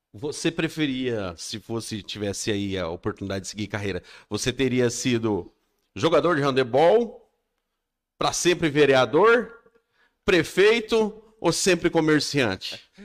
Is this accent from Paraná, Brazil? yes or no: yes; Maringá, Paraná, Brazil; Eu nasci em Maringá também